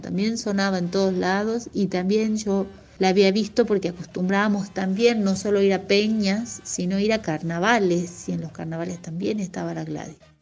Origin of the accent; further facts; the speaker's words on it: Tafí Viejo, Tucumán, Argentina; Yo soy de Tucumán, específicamente de Tafí Viejo, aquí he nacido y aunque he vivido en San Miguel de Tucumán en lapsos distintos, en periodos diferentes de mi vida y muchos años allá, siempre me he sentido de acá, de Tafí Viejo.